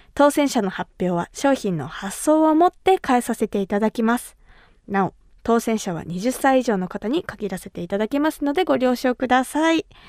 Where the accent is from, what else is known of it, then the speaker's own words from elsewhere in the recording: Kumamoto, Japan; 私が生まれ育った熊本